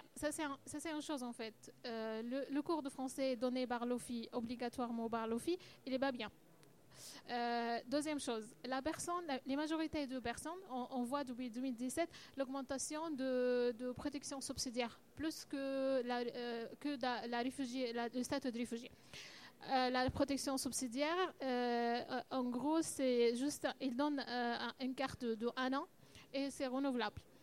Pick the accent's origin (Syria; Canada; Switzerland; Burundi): Syria; French is a second language; now in France; on vient de Syrie